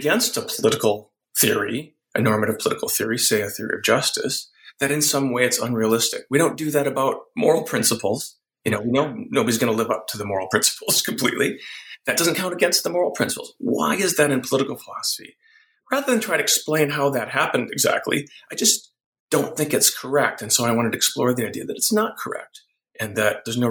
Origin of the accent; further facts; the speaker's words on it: Wisconsin, United States; I grew up in Wisconsin